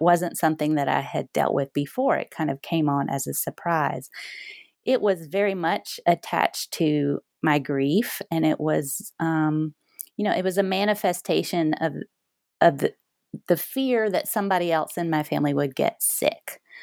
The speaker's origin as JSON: {"language": "English", "region": "the South", "country": "United States", "tie": "born or raised there", "said": "growing up in the South"}